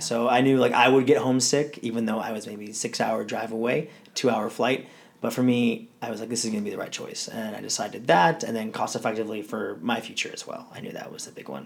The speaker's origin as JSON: {"language": "English", "region": "Southern California", "country": "United States", "tie": "born or raised there", "said": "I grew up here in Southern California all my life"}